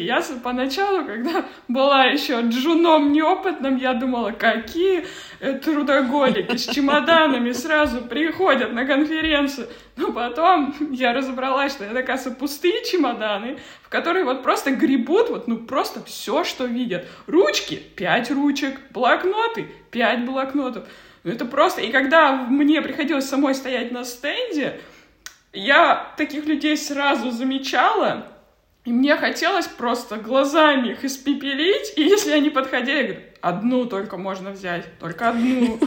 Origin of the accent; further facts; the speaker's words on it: Kazakhstan; moved away; я просто родом из Казахстана